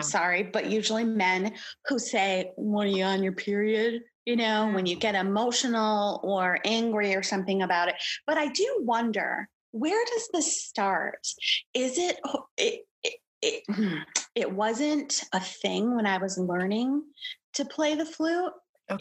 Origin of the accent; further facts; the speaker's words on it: Detroit, Michigan, United States; I'm from Detroit. Not a lot of singing and acting going on here.